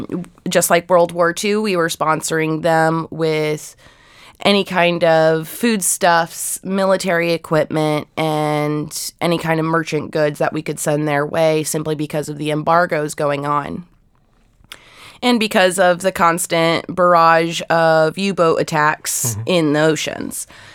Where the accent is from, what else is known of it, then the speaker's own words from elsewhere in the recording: Ohio, United States; Now, the town I grew up in Ohio was settled by German Catholics